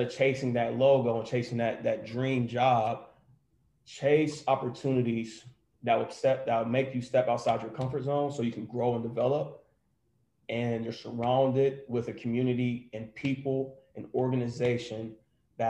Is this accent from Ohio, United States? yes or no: yes; Columbus, Ohio, United States; moved away; I grew up in Columbus. So, you know, it's Buckeye Nation, it's scarlet and gray.